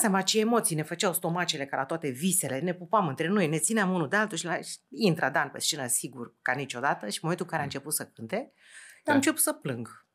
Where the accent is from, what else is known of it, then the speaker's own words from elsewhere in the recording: Romania; din România lucrez la o televizie